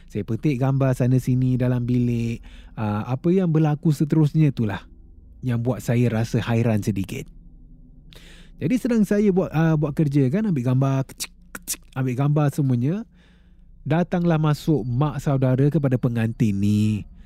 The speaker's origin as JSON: {"language": "Malay", "region": "Kuala Lumpur", "country": "Malaysia", "said": "sebab saya dari Kuala Lumpur KL. Ya, Kuala Lumpur"}